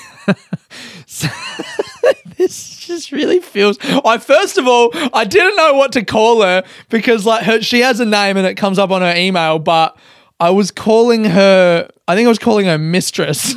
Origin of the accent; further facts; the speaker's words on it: Adelaide, South Australia, Australia; moved away as an adult; now in Melbourne, Australia; I'm a comedian from Adelaide, Australia, living in Melbourne